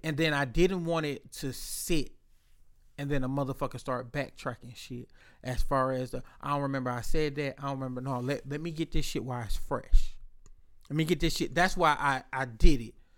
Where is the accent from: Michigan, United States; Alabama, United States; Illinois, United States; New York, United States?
Michigan, United States; Inkster; I'm from Inkster